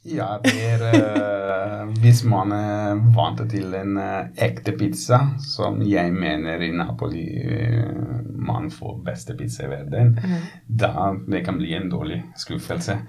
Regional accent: Ponza, Lazio, Italy; Norwegian is a second language; now in Norway; Jeg kommer fra en øy. Du vet at jeg kommer fra Ponsa

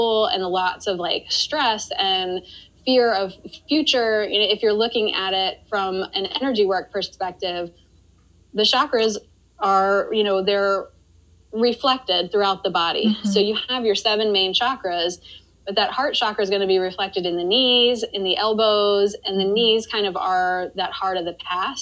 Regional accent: Maryland, United States; also born or lived in Washington, D.C.; I grew up in Maryland and I went to school in Maryland

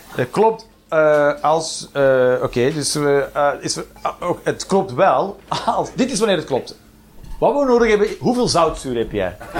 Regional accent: Flanders, Belgium; zeggen we hier microgolf

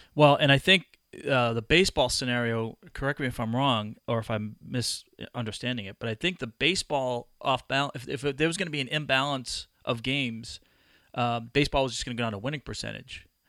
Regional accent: Massachusetts, United States; I grew up in Massachusetts

